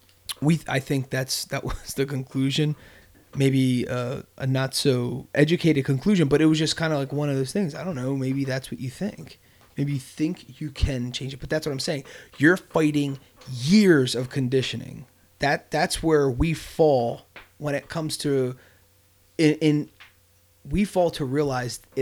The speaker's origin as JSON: {"language": "English", "town": "Bristol", "region": "Pennsylvania", "country": "United States", "said": "we're all, except for Gabe, we're all from Bristol."}